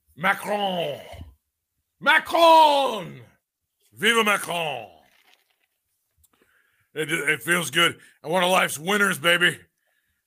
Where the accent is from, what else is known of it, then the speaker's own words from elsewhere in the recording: North Carolina, United States; You know, I'm from North Carolina.